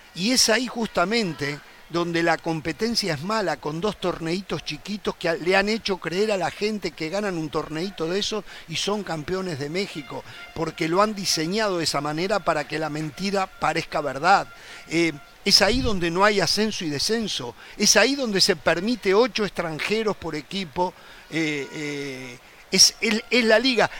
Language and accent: Spanish; Uruguay; somos uruguayos